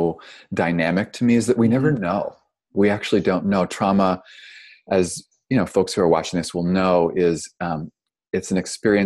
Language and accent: English; Toronto, Ontario, Canada; moved away as an adult; also born or lived in Vancouver, Canada; now in California, United States; I'm originally from Canada, grew up in Toronto.